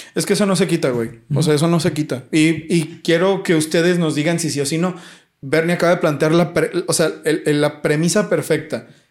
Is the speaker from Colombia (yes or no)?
no; Mexico; yo soy mexicano